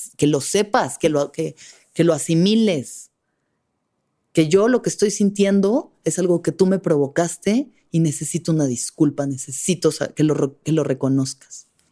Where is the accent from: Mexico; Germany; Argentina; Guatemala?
Mexico; somos como mexicanos, mestizos, hijos de mujeres indígenas violadas